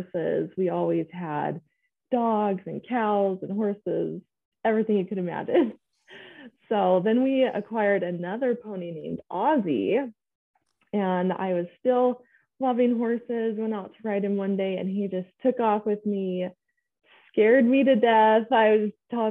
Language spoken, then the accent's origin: English; Clinton, Utah, United States; I grew up in Clinton in Davis County. born and raised there